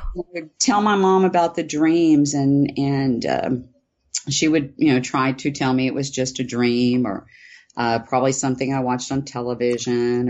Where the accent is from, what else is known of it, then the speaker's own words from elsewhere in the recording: Houston, Texas, United States; I grew up in Texas, in Houston, actually.